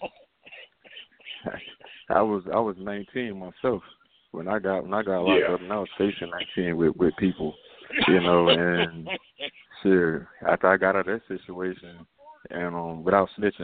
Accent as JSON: {"language": "English", "town": "New York City", "region": "New York", "country": "United States", "said": "I'm from Queens"}